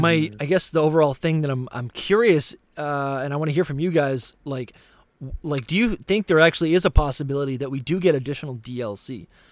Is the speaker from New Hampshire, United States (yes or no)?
yes; New Hampshire, United States; I grew up in New Hampshire